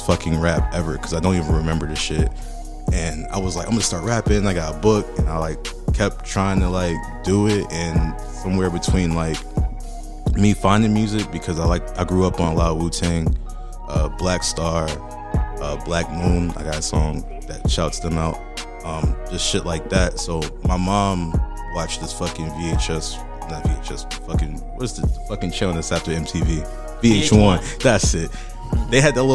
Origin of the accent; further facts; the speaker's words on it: Boston, Massachusetts, United States; I'm originally from Boston, Massachusetts.